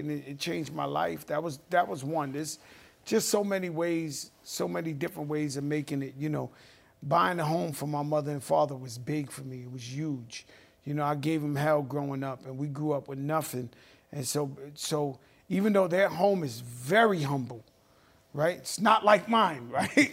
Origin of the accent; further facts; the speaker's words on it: New York City, New York, United States; When I grew up in the Bronx in the seventies